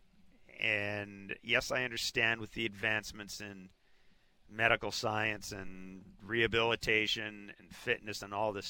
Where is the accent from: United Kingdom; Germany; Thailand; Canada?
Canada; Manitoba; I grew up in Manitoba